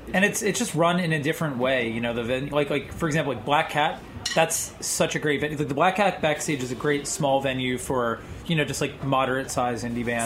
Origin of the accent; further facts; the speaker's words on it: Philadelphia, Pennsylvania, United States; moved away; I'm from Philly originally